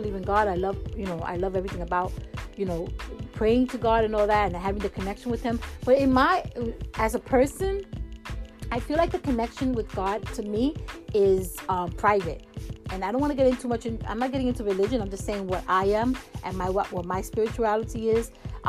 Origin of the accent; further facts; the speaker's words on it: New York, United States; I mean, like I said, I'm a New Yorker, and we don't really go out and do that.